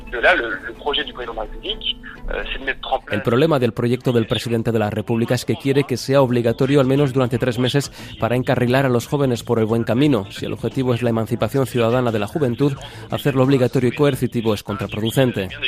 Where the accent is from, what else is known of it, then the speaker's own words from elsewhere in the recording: Israel; born there; tengo 19 eh, años, soy en la Fuerza de Defensa de Israel, nací en Israel también